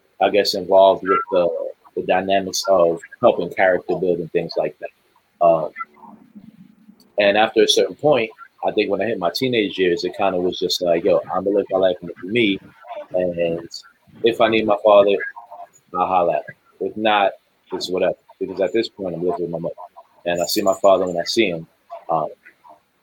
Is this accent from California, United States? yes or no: no; New York, United States; I'm from New York